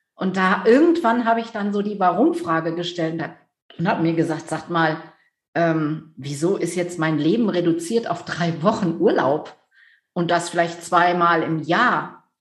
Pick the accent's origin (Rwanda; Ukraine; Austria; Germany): Germany; near Düsseldorf, North Rhine-Westphalia; also born or lived in Netherlands (Dutch heritage/nationality); ich komme aus der Nähe von Düsseldorf, Großstadt